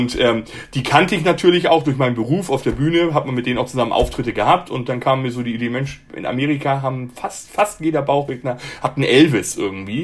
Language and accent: German; Hamburg, Germany; moved away as an adult; also born or lived in Munich; Ich bin gebürtiger Hamburger